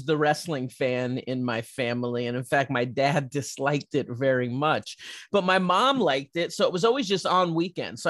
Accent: Chicago, Illinois, United States; I came from the suburbs of Chicago

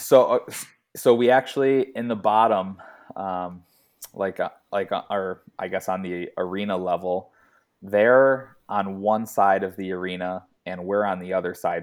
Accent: United States; moved away as an adult; being an American

